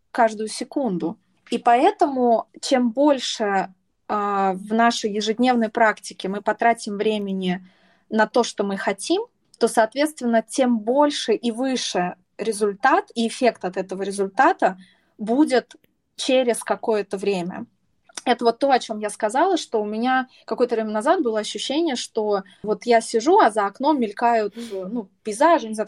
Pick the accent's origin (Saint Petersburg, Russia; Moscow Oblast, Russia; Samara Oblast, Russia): Samara Oblast, Russia; Samara; moved away; мы, мы из Самары, из Самаре привет, но, между прочим, сейчас вещание ведется из, внимания, Москвы и из Канарских